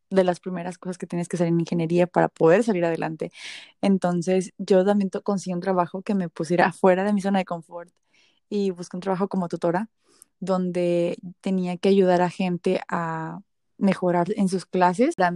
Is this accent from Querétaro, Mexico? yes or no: no; Reynosa, Tamaulipas, Mexico; moved away as an adult; also born or lived in Texas, United States; now in United States; Y nosotras somos de Reynosa, Tamaulipas. Nos mudamos a Estados Unidos para conseguir nuestro título universitario en la Universidad de Texas, Río Grande Valley.